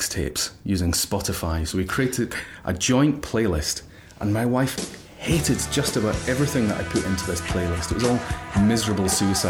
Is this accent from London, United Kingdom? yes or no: no; Glasgow, Scotland, United Kingdom; moved away; I was brought up in a very middle-class family in Glasgow